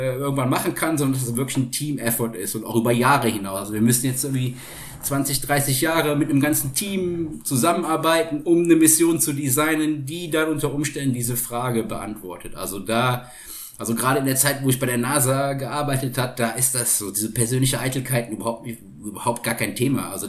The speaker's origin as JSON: {"language": "German", "region": "Rhineland", "country": "Germany", "said": "ich komme ursprünglich aus dem Rheinland und ich habe in, in, in Köln studiert."}